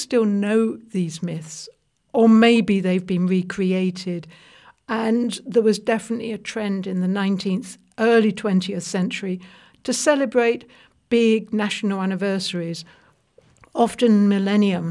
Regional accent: United Kingdom; As a British person

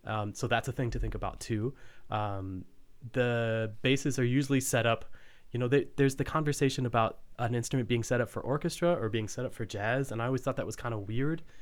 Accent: Fort Worth, Texas, United States; I grew up in Fort Worth, which is not a small town or city or whatnot

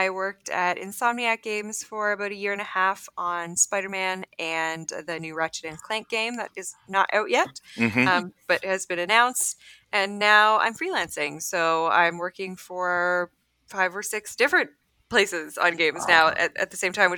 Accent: Canada; also born or lived in Rochester, New York; I'm Canadian

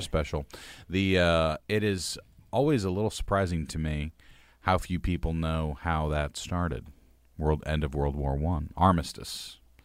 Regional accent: United States; was born late twentieth century in the United States

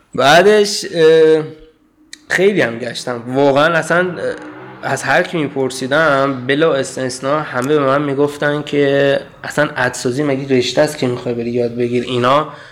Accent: Iran; moved away; من مثلا از ایران اومدم

